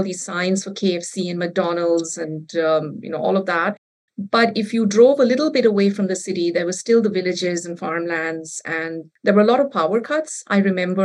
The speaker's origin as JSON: {"language": "English", "town": "Kolkata", "region": "West Bengal", "country": "India", "tie": "born or raised there", "also_born_or_lived": "India (several cities)", "first_language": "Bengali", "second_language": "English", "moved": "as an adult", "lives_now": "Grand Rapids, United States", "said": "I grew up in India, in several big cities, but mainly in Calcutta, which is now called Kolkata. And I moved to the US 20 years ago. And I've been living in Grand Rapids, Michigan since 2011"}